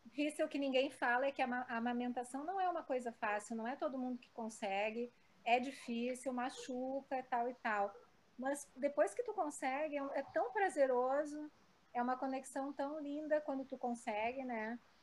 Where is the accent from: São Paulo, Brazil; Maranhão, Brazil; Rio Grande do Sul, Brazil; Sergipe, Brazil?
Rio Grande do Sul, Brazil; Porto Alegre; nasci em Porto Alegre, também sou muito metropolitana.